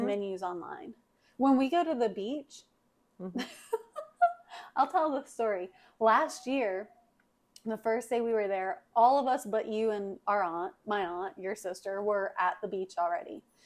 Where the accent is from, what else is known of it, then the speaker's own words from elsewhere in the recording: the South, United States; we are from the South. Mom grew up on a farm we've been raised around farms